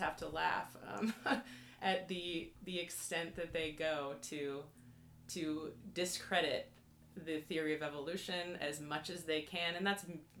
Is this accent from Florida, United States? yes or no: no; San Diego, California, United States; I grew up predominantly in Southern California, San Diego